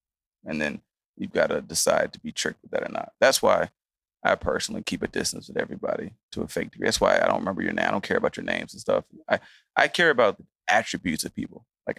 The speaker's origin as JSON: {"language": "English", "town": "Atlanta", "region": "Georgia", "country": "United States", "tie": "born or raised there", "also_born_or_lived": "Chicago", "said": "Yeah, I grew up in Atlanta and Chicago."}